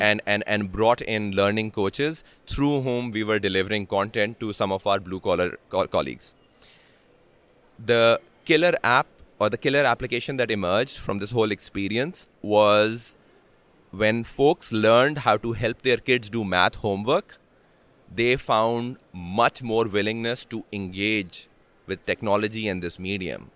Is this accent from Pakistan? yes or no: yes; Pakistan; moved away; I'm from Pakistan